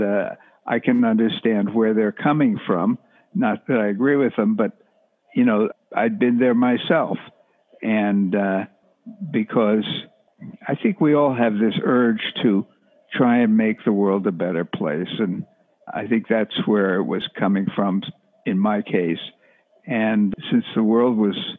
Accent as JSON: {"language": "English", "area": "Rockland County", "region": "outside New York City", "country": "United States", "tie": "born or raised there", "also_born_or_lived": "New Jersey", "said": "I grew up outside New York City in a place called Rockland County"}